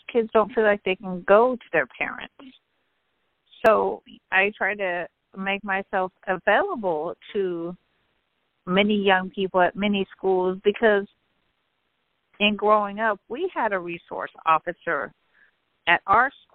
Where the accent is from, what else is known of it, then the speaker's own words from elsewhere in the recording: Northern California, United States; also born or lived in Central Valley, California; I grew up in Northern California, the youngest of our family